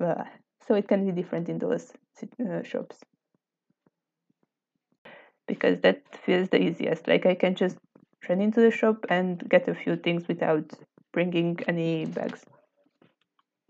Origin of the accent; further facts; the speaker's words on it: Pécs, Baranya, Hungary; now in Szeged, Hungary; my hometown in Pécs